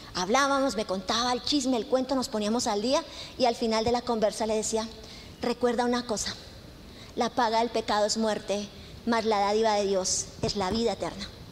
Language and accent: Spanish; Colombia